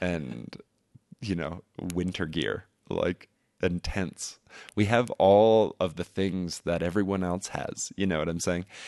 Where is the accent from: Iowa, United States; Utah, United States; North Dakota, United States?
North Dakota, United States; I was born in Standing Rock, so it's it's part of my heart